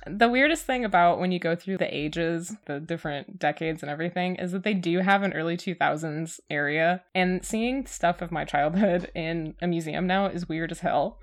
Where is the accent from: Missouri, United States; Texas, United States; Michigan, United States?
Michigan, United States; I'm from Michigan